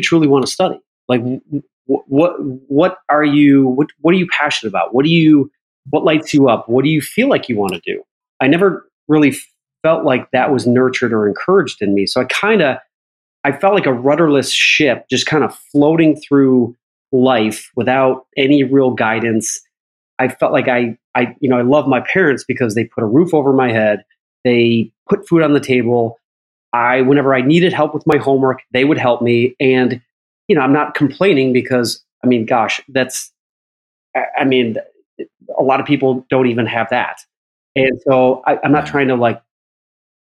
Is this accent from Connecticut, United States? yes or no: no; Chicago, Illinois, United States; moved away; when I was growing up in Chicago